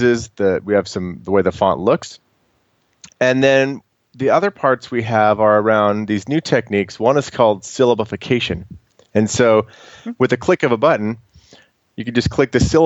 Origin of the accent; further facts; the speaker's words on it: United States; I'm an American